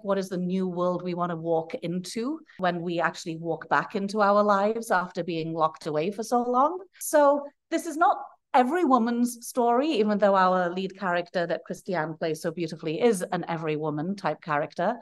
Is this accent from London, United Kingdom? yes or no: no; Wales, United Kingdom; moved away; I'm from Wales originally. Dwi siarad I'm a Welsh speaker. I'm a fluent Welsh speaker.